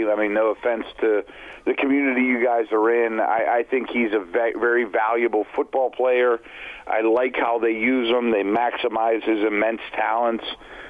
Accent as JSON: {"language": "English", "town": "Pittsburgh", "region": "Pennsylvania", "country": "United States", "said": "I mentioned I'm from Pittsburgh"}